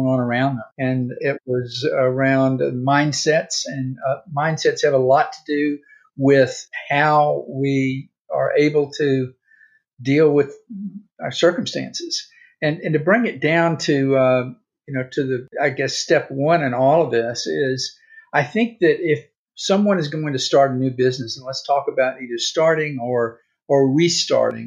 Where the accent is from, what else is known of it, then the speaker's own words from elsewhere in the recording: Mississippi, United States; moved away as an adult; also born or lived in California; I grew up in Mississippi in the 50s and 60s during the civil rights era